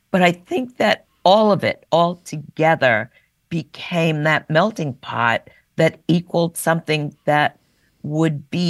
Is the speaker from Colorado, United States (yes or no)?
no; New York, United States; New York. And once a New Yorker, you never